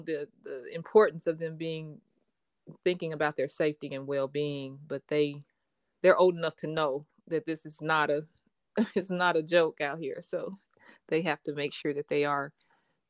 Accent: Arkadelphia, Arkansas, United States; also born or lived in Jackson, Mississippi; now in Little Rock, United States; Born and raised in Arkadelphia, Arkansas

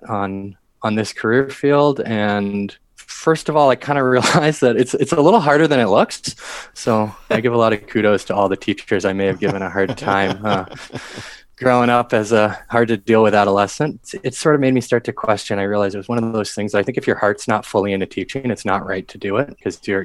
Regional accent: Washington, District of Columbia, United States; I grew up in the Washington, D.C. area

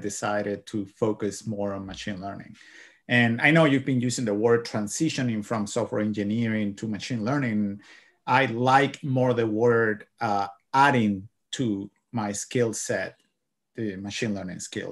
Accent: Cuba; moved away as an adult; now in United States; I am from Cuba. Yeah. I came here to United States back in 2009

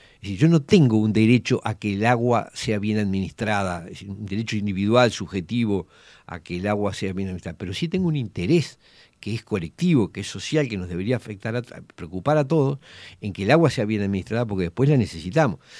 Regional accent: Montevideo, Uruguay; yo me crié en Villa Española

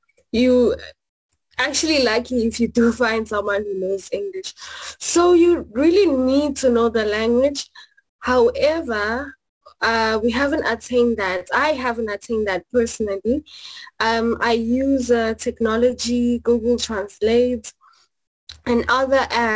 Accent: South Africa; moved away as an adult; now in Japan; I am a South African currently studying at Japan

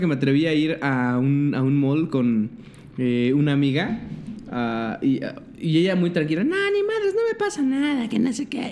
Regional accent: Mexico; somos los pinches mexicanos

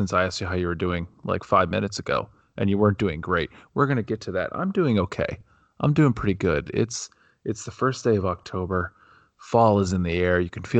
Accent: Ohio, United States; Yeah, which does not remind me of my childhood growing up in Ohio.

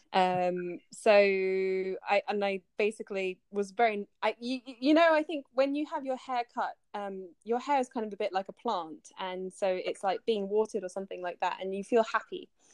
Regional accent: United Kingdom; also born or lived in France / Japan; I live in the UK currently. Um, I'm British and French

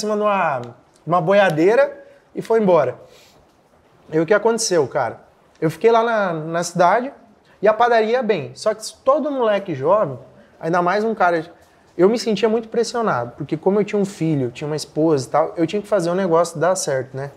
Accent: Capitão Leônidas Marques, Paraná, Brazil; also born or lived in Mato Grosso; Eu sou natural de Capitão Leone das Marques, no Paraná

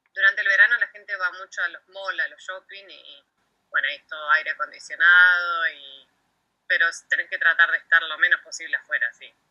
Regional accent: Bahía Blanca, Buenos Aires Province, Argentina; moved away as an adult; also born or lived in Caleta Olivia / Comodoro Rivadavia; si bien soy nacida en Caleta, bueno, después me, me crié en Bahía Blanca

